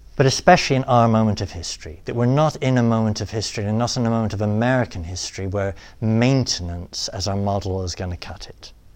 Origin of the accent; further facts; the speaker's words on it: England, United Kingdom; accent: British; moved away as an adult; also born or lived in Rome, Italy; now in United States; my mom's from Illinois. My dad's from Britain. They met at Purdue University. Uh, all my life they've lived in England